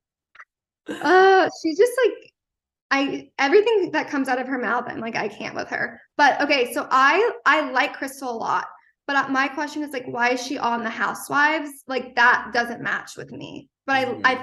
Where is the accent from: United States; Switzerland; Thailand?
United States; East Coast; I'm from the East Coast